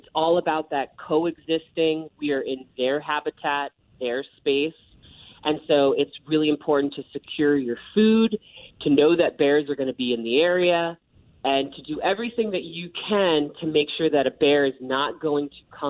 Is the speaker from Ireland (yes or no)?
yes; Ireland; As an Irish woman, I need my sunscreen, and it is hot.